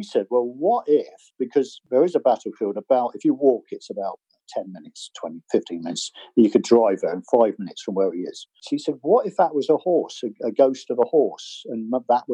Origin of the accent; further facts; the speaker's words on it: Bude, South West England, United Kingdom; my hometown at the time, which was Bude